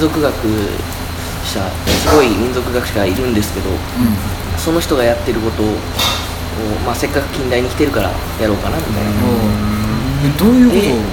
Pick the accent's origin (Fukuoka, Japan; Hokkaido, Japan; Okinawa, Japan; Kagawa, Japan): Kagawa, Japan; 出身は香川県です香川の外れほぼ外れ